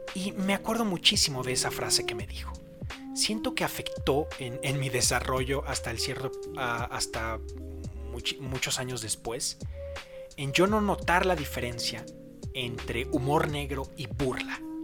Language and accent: Spanish; Mexico; en mi país, en México